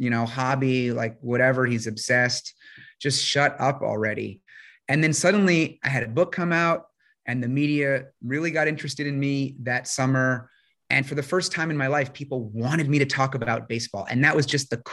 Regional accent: New York, United States; I grew up in New York, still live there

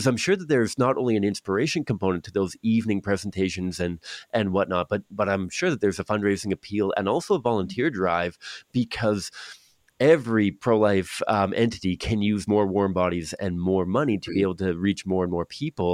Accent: Victoria, British Columbia, Canada; I grew up in Victoria, which is like Seattle in America

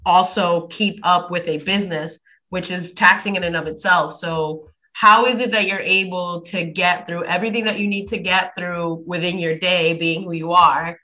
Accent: New York City, New York, United States; moved away; Brooklyn girls running up that high school track

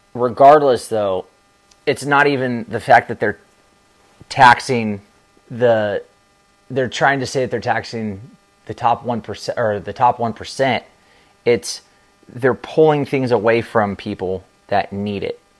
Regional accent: Southern California, United States; now in Florida, United States; I'm from Southern California, and San Diego

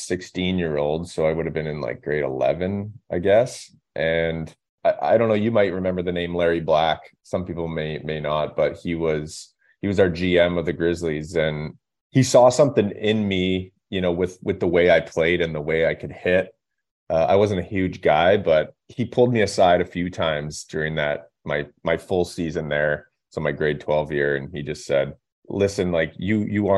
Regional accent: Revelstoke, British Columbia, Canada; Revelstoke, my hometown. So you grow up watching the team as a young kid, going to the games

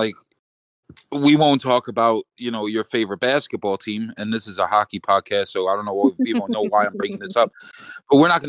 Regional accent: United States; we're American.

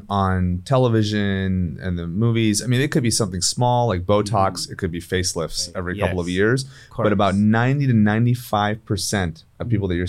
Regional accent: Indianapolis, Indiana, United States; now in Beverly Hills, United States; My family immigrated in the 1960s, so they came early. But I was born and raised in Indiana, of all places.

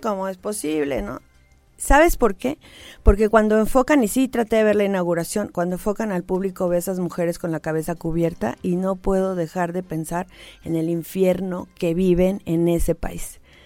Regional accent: Mexico

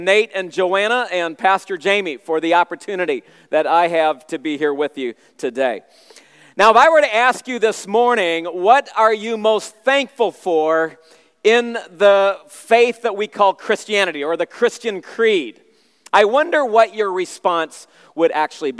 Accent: Southern Ontario, Canada; moved away as an adult; also born or lived in Central America / Asia / Shipshewana, Indiana; now in Chicago, United States; I grew up in Southern Ontario, and at age 4, my parents moved me and the rest of my siblings to Central America, where we became missionaries

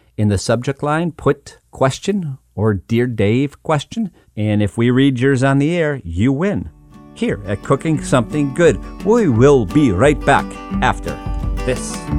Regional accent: Western Massachusetts, United States; I grew up in Western Massachusetts in a town that had two diners

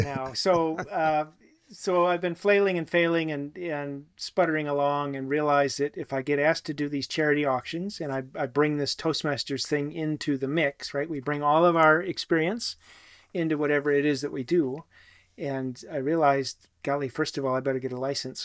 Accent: Wisconsin, United States; also born or lived in New Zealand; to come back to my home state of Wisconsin

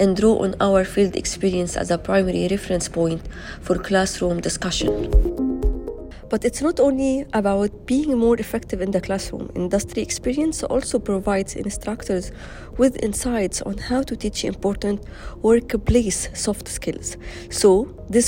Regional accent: Egypt; from Egypt

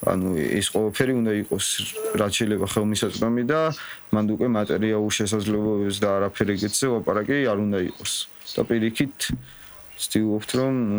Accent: Tusheti, Kakheti, Georgia; მე რო თუში ვარ

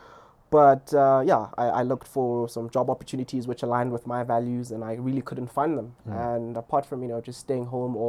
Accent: Lesotho; moved away; also born or lived in Stellenbosch; I grew up in Lesotho and I grew up in a village.

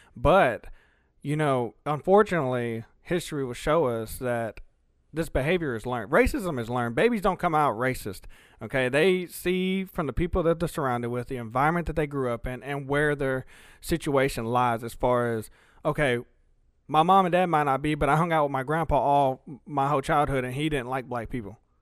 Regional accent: Alamo, the South, United States; first language Spanish; English is a second language; also born or lived in Texas; me growing up in Alamo most of my life

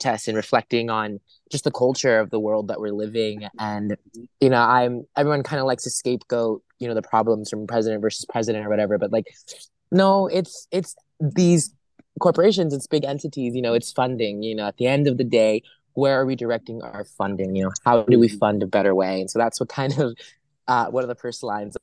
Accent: Los Angeles, California, United States; I grew up in Los Angeles. I'm a LA born and raised boy, and so I grew up acting around here.

